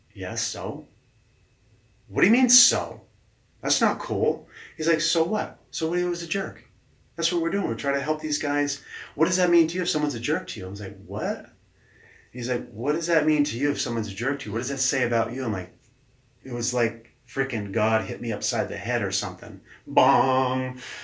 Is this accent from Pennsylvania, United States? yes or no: no; Keene, New Hampshire, United States; also born or lived in Manchester, New Hampshire / Los Angeles, California; I grew up in Keene, and we uh, we're talking in Keene, New Hampshire